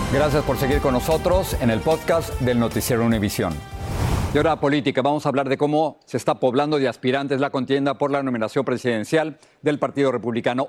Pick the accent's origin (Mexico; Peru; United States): Mexico; Mexico City; Los que crecimos en la Ciudad de México estamos acostumbrados al popo y al isla